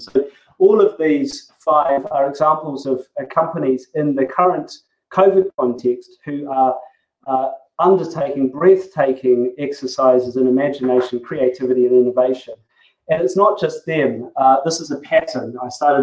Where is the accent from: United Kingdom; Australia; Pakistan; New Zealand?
New Zealand; accent: Kiwi; as you may have noticed from my accent, I'm actually a Kiwi